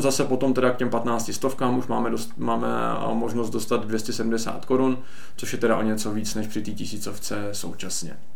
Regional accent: Czechia; my do jisté míry jako Češi jsme dost omezení

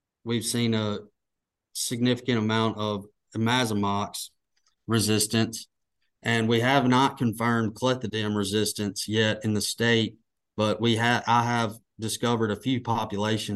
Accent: Mississippi Delta, United States; moved away as an adult; now in Arkansas, United States; I grew up in the Mississippi Delta

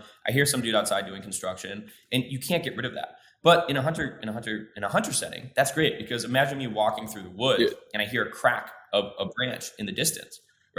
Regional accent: Midwest, United States; I grew up in the Midwest. It's dark most of the year. It's cold.

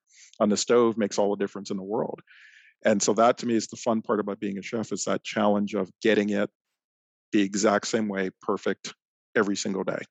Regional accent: Toronto, Ontario, Canada; now in Michigan, United States; I grew up in Toronto, Canada, just outside of Toronto

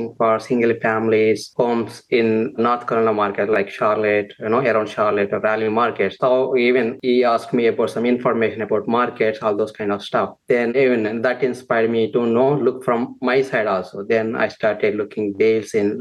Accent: India; moved away as an adult; now in United States; I'm born and brought up in India for agriculture family, and also it's a small town.

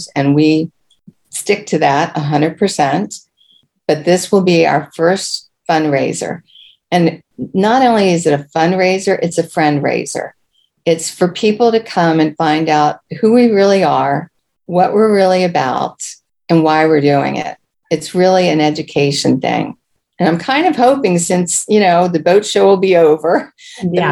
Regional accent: Prince George's County, Maryland, United States; Being born and raised in Prince George's County

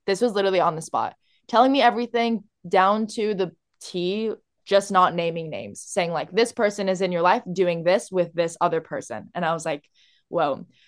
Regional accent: Orange County, California, United States; I'm from Orange County, California

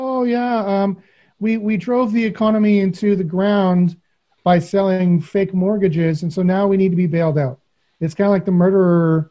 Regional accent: Western Canada, Canada

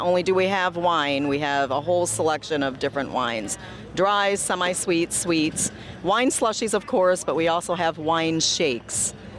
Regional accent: Waterloo, New York, United States; I'm from Waterloo, New York.

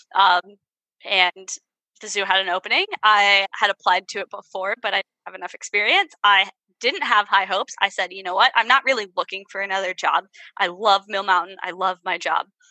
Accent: Virginia, United States; also born or lived in Ohio; Southern girl in Ohio because I'm from Virginia.

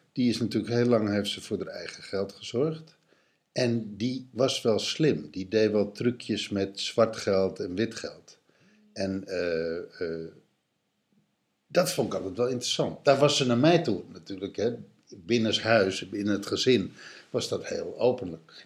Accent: Texel, North Holland, Netherlands; Ik, ik ben opgegroeid op Texel

